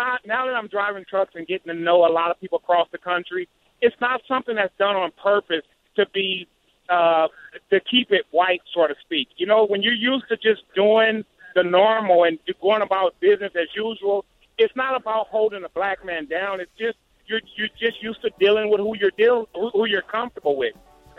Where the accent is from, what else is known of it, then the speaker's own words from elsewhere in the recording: Compton, California, United States; I'm a kid from Compton. I'm a truck driver now.